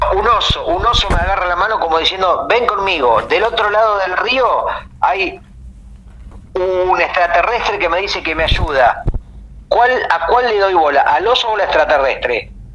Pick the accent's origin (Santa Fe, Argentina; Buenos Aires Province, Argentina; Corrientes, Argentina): Buenos Aires Province, Argentina; Mar del Plata; also born or lived in Uruguay; En Mar del Plata, por ejemplo, donde yo nací